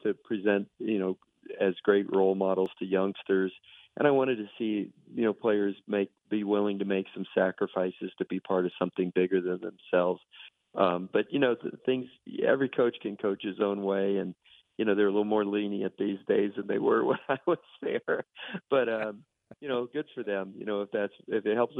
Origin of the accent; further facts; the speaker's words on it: South Florida, United States; moved away; Miami reached out to me this year, and that's where I grew up in South Florida